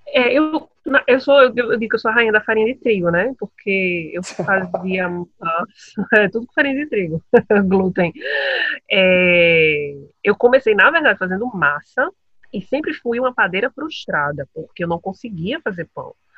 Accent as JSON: {"language": "Portuguese", "country": "Brazil", "moved": "yes", "said": "eu estou em outro país, né? Então a nossa comida e a gente é sempre reconhecido pelas pessoas que quando sabem que a gente é do Brasil"}